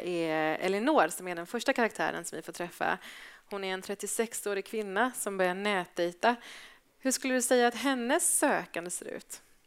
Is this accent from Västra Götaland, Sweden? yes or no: yes; Gothenburg, Västra Götaland, Sweden; jag är från Göteborg